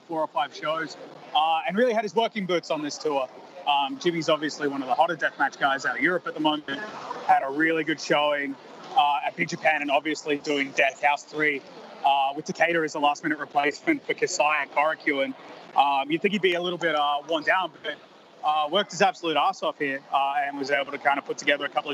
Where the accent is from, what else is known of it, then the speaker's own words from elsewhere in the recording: Melbourne, Victoria, Australia; I'm from Melbourne, Australia